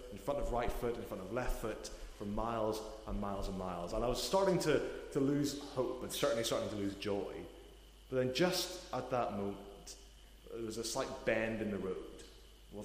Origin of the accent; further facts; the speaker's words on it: Portadown, Northern Ireland, United Kingdom; moved away as an adult; also born or lived in Newcastle; I'm originally from Northern Ireland. I'm from a town called Portadown